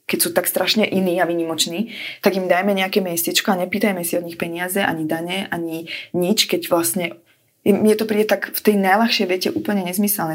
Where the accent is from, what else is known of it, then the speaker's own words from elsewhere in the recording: Slovakia; moved away; som zo Slovenska